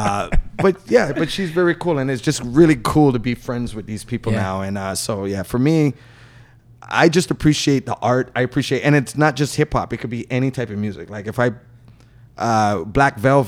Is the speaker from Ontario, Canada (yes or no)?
yes; Toronto, Ontario, Canada; I grew up in Markham Road